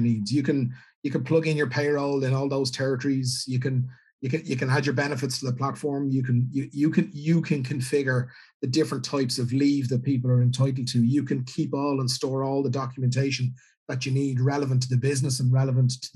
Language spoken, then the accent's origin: English; Ireland; an Irish businessman